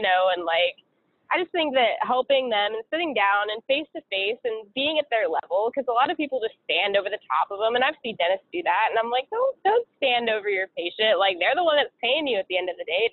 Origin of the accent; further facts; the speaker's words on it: Seattle, Washington, United States; moved away; I'm originally from Seattle, Washington, and all my family's there